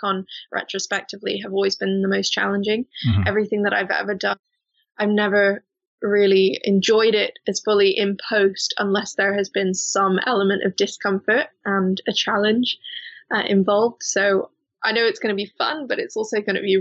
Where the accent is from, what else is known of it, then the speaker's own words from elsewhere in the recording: Hong Kong; now in Bristol, United Kingdom; I grew up in Hong Kong, which is a very commercial place